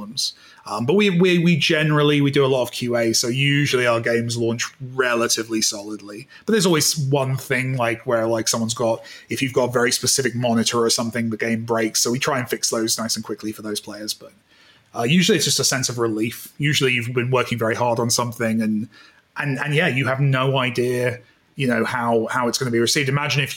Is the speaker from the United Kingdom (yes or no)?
yes; United Kingdom; I'm British